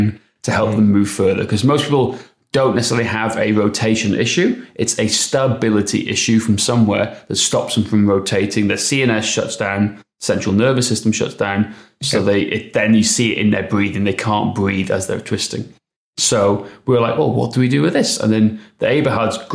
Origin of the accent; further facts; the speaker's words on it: Wales, United Kingdom; accent: Welsh; my Welsh accent